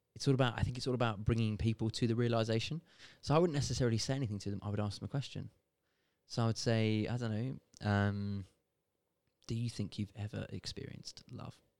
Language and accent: English; United Kingdom; I'm born and bred in Britain.